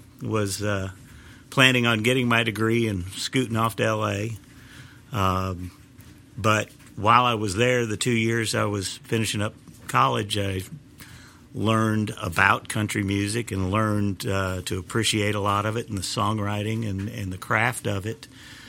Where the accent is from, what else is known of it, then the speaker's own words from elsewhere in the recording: Kansas City, United States; moved away as an adult; now in Nashville, United States; I'm originally from Kansas City